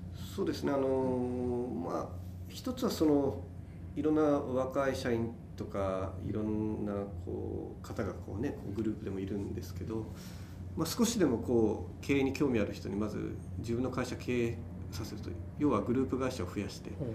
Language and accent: Japanese; Fukuoka, Japan; born or raised there